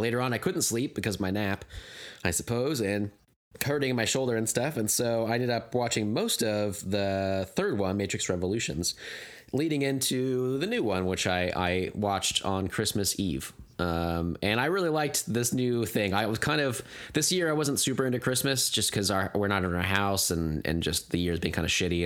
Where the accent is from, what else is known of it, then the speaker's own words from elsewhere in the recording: United States; my sensibilities as an American